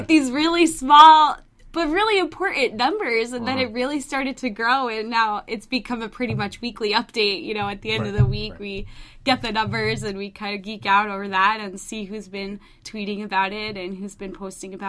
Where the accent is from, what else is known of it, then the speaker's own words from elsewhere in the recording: New Jersey, United States; moved away as an adult; now in Maine, United States; I'm from New Jersey